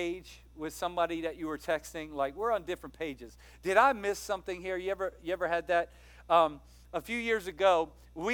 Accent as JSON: {"language": "English", "region": "Louisiana", "country": "United States", "moved": "yes", "said": "I'm from Louisiana. My dad lives in Louisiana"}